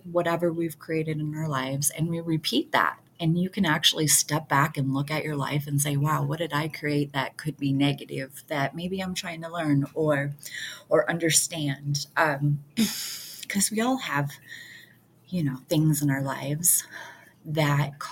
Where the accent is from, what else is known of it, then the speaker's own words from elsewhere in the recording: Detroit, Michigan, United States; I grew up in Detroit, area